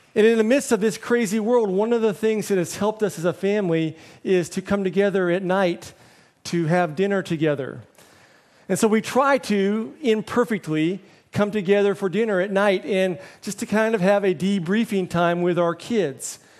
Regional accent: United States; moved away as an adult; now in Hong Kong

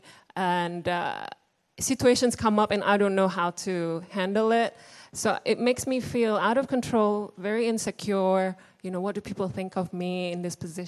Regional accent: Indonesia; moved away; I grew up in Indonesia, Indonesian-born Chinese

